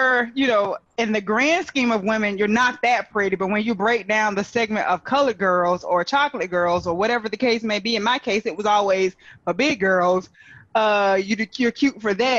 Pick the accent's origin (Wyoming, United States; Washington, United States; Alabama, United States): Alabama, United States; I grew up in Alabama, and we did have a Sambo sitting on our front porch all my life.